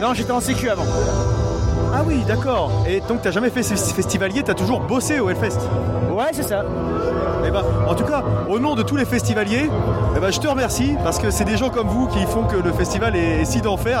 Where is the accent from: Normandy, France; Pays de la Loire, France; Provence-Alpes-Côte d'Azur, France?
Normandy, France; nous, on est normands, hein, on comprend que le normand